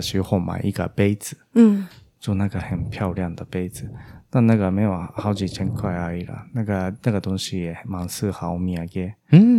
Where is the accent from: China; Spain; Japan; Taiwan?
Japan; Chinese is a second language; 但我日本人觉得那个那边的东川町那边是现现在很红了哦